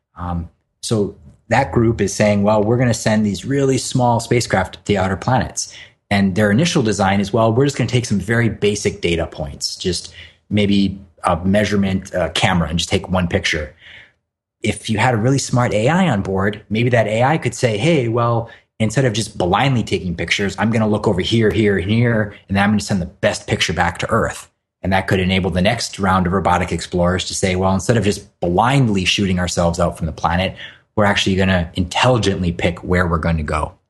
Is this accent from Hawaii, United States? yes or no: yes; Hawaii, United States; I grew up in Hawaii and surfed a lot